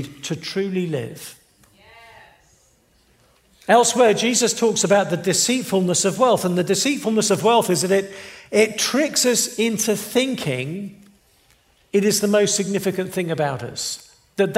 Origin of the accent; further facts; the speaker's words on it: England, United Kingdom; moved away; I'm from England